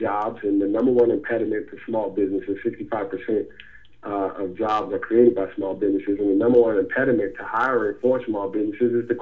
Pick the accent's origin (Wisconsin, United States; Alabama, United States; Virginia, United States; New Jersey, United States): New Jersey, United States; Asbury Park; moved away as an adult; now in Atlanta, United States; Born and raised in New Jersey, Asbury Park, New Jersey. Been in Atlanta for 15 years